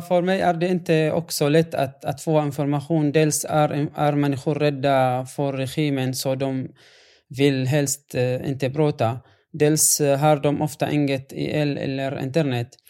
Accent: Yabroud, Rif Dimashq, Syria; Swedish is a second language; moved away as an adult; now in Sweden; när det gäller min hemstad så är det en, en annan story faktiskt. Jabrod är belägen eh, 1400

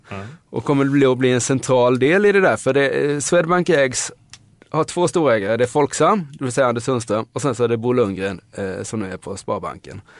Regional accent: Nybro, Kalmar County, Sweden; now in Stockholm, Sweden; och jag är ett exempel, jag kom från Nybro till Stockholm.

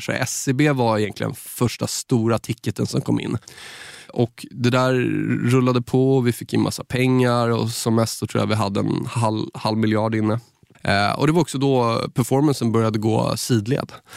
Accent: Saltsjöbaden, Stockholm County, Sweden; från Saltis där jag är uppvuxen

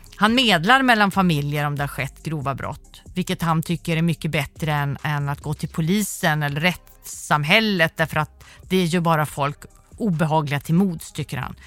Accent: Sweden; Där jag är uppvuxen i Sverige med en stat som jag litar på

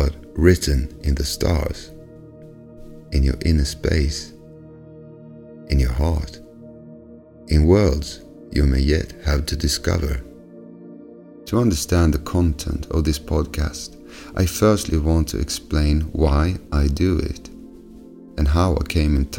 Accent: Sweden; English is a second language; I'm from Sweden

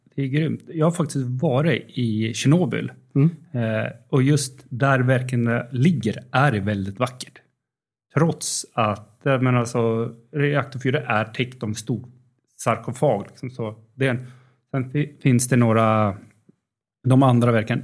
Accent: Uppsala, Uppsala County, Sweden; moved away as an adult; also born or lived in Linköping / Netherlands; jag kommer från Uppsala

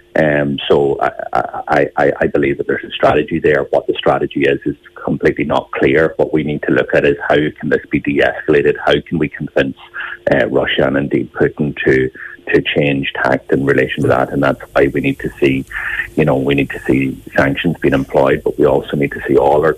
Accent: Ireland; We as the Irish nation

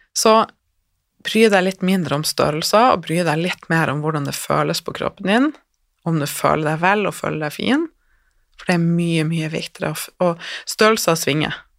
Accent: Northern Norway, Norway; Jeg er fra Nord-Norge

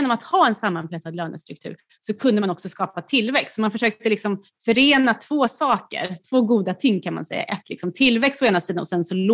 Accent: Nacka, Stockholm County, Sweden; Jag är ju också från Nacka.

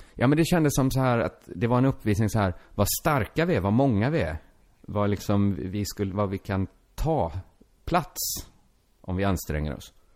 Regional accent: Sweden; first language Swedish; du och jag, vi är födda i Sverige

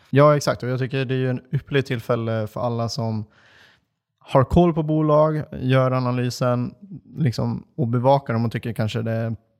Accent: Dalarna County, Sweden; Jag är från Dalarna

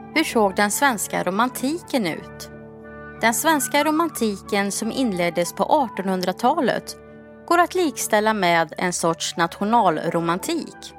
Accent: Sweden; som vi svenskar skulle ha levt

